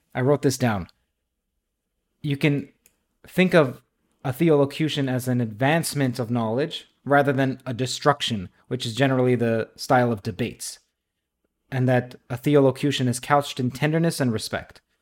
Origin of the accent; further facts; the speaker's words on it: Toronto, Ontario, Canada; also born or lived in Trinidad; Indeed, I am from Toronto. I was born in Trinidad.